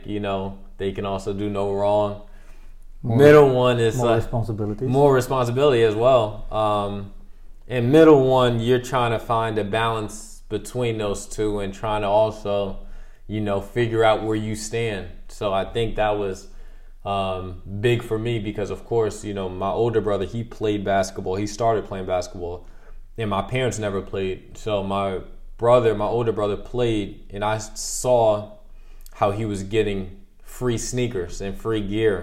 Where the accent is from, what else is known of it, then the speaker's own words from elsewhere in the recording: Scotch Plains, New Jersey, United States; moved away as an adult; now in Antwerp, Belgium; I'm from Scotch Plains, New Jersey. I was born July 17th, 1993.